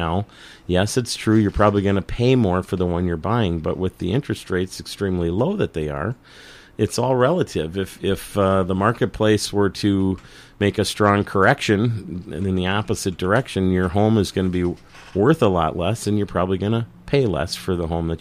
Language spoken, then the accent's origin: English; Saint Paul, Minnesota, United States; now in Northfield, United States; I grew up in Highland Park